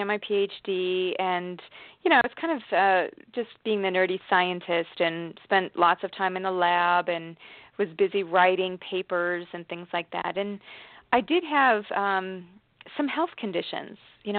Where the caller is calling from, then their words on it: Washington, United States; From Washington State.